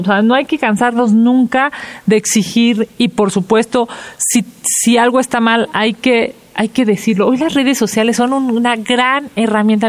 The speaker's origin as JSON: {"language": "Spanish", "country": "Mexico"}